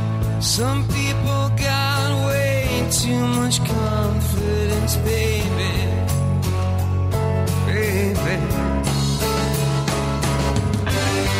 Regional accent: United States; as an American

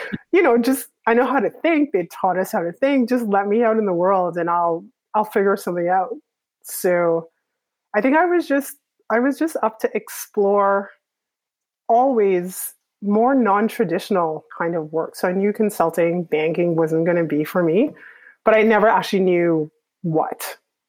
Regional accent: Trinidad & Tobago; moved away as an adult; also born or lived in Canada / Hanover, New Hampshire / New York; now in Toronto, Canada; even though I grew up in Trinidad, I was actually born in Canada

